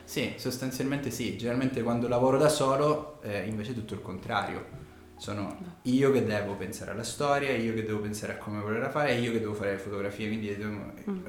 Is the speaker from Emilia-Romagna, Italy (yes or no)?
no; Sicily, Italy; accent: Sicilian; moved away as an adult; now in Milan, Italy; però io sono siciliano, si sente dall'accento